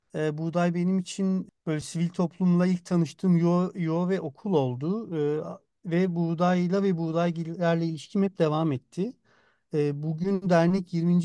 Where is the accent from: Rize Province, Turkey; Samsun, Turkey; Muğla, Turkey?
Muğla, Turkey; moved away; also born or lived in Istanbul; ben Muğla'da büyüdüm.